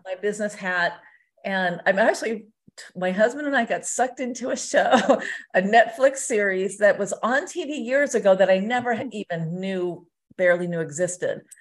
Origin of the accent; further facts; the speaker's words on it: Southern California, United States; moved away as an adult; now in Las Vegas, United States; I'm from Southern California originally